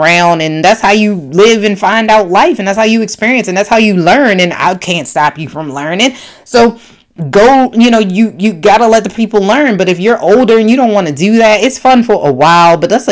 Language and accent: English; Baltimore, Maryland, United States; I'm from Baltimore, Maryland